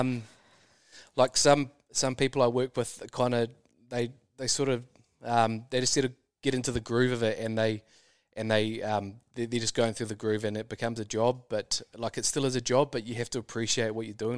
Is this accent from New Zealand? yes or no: yes; New Zealand; Kiwis are very employable just because of our nature and our work ethic